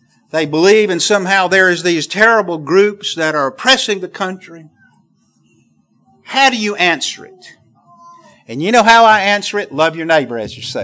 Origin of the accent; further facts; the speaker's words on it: the South, Southern United States, United States; accent: southern; my southern accent